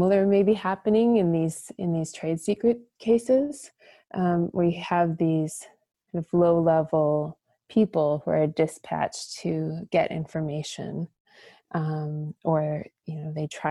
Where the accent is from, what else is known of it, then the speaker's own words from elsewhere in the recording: Minnesota, United States; moved away as an adult; also born or lived in China; growing up in Minnesota like I did